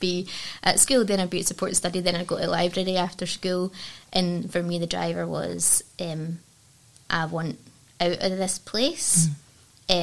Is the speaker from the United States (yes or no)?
no; Dumbarton, Scotland, United Kingdom; I grew up in Dumbarton